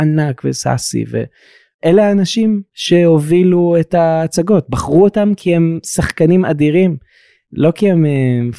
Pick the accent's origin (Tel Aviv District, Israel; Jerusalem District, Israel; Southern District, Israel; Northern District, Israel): Southern District, Israel; Dimona; אני מדימונה